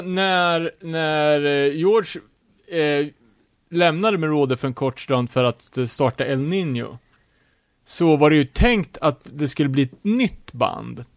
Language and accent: Swedish; Sweden; här sitter vi som svenskar, världens mest sekulariserade land